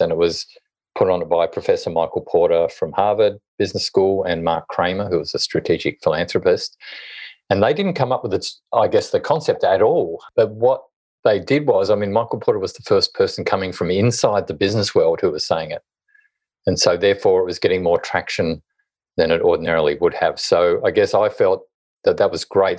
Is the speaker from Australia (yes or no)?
yes; Hobart, Tasmania, Australia; moved away as an adult; also born or lived in Sydney; I was born and bred in Hobart, Tasmania